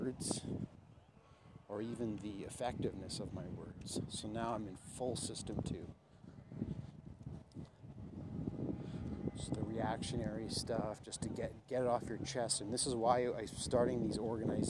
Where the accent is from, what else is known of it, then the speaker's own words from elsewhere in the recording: Canada; I'm Métis Indian, Canadian